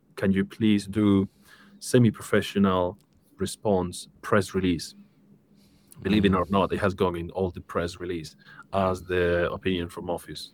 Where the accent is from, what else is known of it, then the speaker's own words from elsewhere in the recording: Seville, Andalusia, Spain; moved away as an adult; now in United Kingdom; I'm originally from Spain, from Seville, beautiful city.